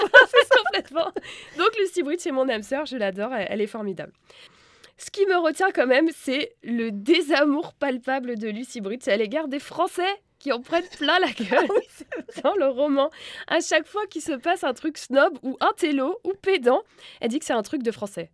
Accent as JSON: {"language": "French", "country": "France", "said": "je suis française"}